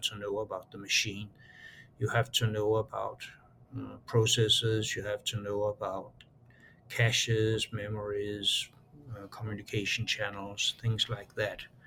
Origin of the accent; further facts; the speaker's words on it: Aarhus, Central Denmark Region, Denmark; moved away; I was born in Aarhus. It's a town of uh, then about a quarter of a million uh, people.